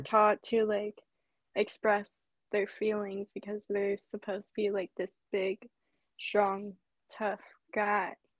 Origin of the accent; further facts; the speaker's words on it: basically Seattle, Washington, United States; I'm from Washington, basically Seattle